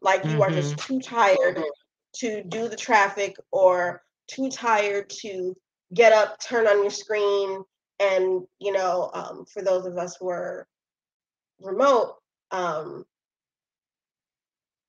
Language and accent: English; New York City, New York, United States; I'm still from Brooklyn